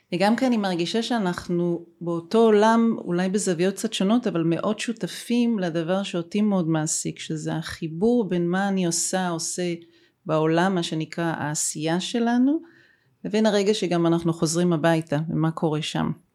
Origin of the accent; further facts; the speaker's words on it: Haifa, Haifa District, Israel; גם אני וגם אתה, דרך אגב, נולדנו בחיפה, שנינו חיפאים